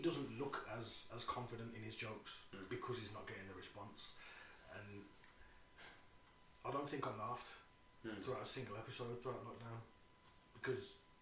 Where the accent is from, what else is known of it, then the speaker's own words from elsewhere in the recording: United Kingdom; I'm British and that's what we